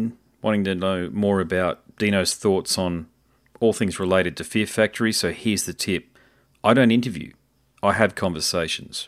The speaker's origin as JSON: {"language": "English", "country": "Australia", "said": "as an Australian"}